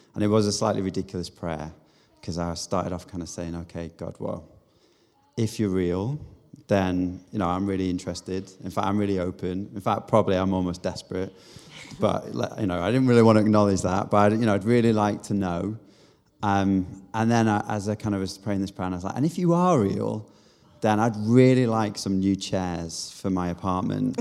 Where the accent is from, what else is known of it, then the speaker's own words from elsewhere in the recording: Manchester, North West England, United Kingdom; moved away; also born or lived in South Korea / Bath; I'm from Manchester originally, or just outside Manchester.